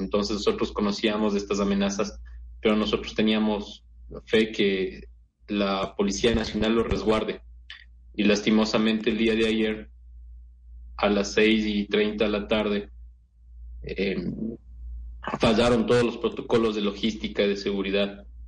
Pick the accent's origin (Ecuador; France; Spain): Ecuador